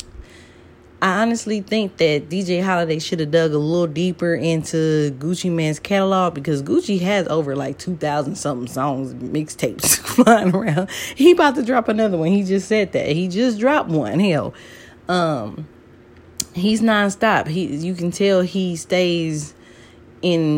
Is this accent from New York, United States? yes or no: no; Atlanta, Georgia, United States; growing up in Atlanta, you know, my young adult years